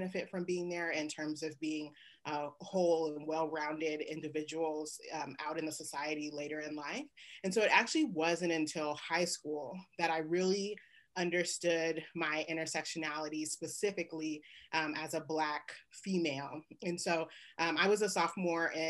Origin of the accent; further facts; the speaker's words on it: Oakland, California, United States; moved away as an adult; now in Lawrence, Kansas, United States; growing up in the Bay Area